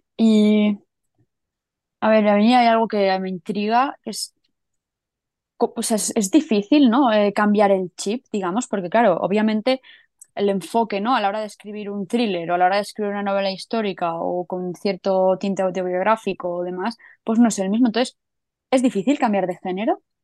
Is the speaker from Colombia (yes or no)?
no; Catalonia, Spain; now in Madrid, Spain; soy catalana viviendo en Madrid